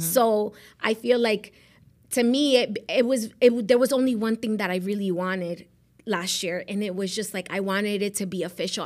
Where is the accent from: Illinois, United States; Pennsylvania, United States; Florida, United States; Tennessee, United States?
Florida, United States; Miami; also born or lived in Medellín, Colombia / Rhode Island; I grew up in Miami.